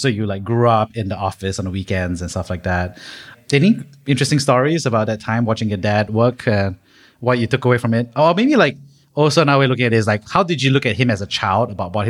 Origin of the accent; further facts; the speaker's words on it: Singapore; one of the benefits of growing up in Singapore for so many folks is like there's such a huge sense of security. There's no fear, right?